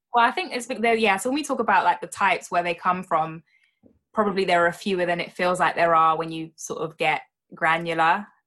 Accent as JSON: {"language": "English", "country": "United Kingdom", "said": "as a Brit"}